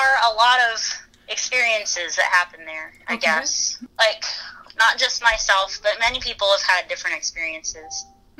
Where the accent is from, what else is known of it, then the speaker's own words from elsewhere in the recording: central Alberta, Canada; I'm from Alberta.